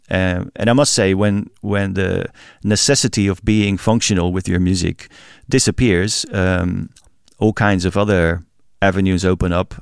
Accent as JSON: {"language": "English", "town": "Rotterdam", "region": "South Holland", "country": "Netherlands", "tie": "born or raised there", "said": "my hometown, Rotterdam"}